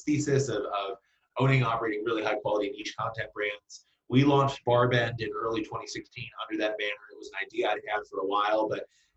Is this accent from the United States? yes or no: yes; Central Kentucky, United States; now in Brooklyn, United States; I was born and raised in Central Kentucky